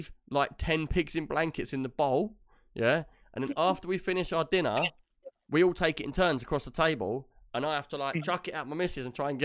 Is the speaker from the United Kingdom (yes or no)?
yes; United Kingdom